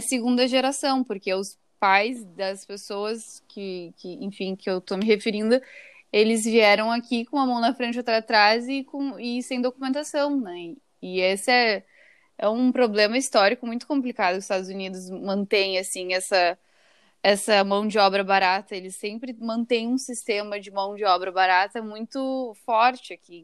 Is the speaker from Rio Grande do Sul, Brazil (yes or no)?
yes; Porto Alegre, Rio Grande do Sul, Brazil; moved away as an adult; now in Boston, United States; eu sou de Porto Alegre, né? Eu, e eu já tô morando aqui há cinco anos em Boston